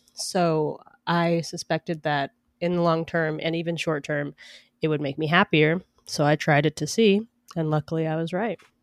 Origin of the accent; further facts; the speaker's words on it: Atlanta, Georgia, United States; also born or lived in New York; now in Seattle, United States; I grew up in Atlanta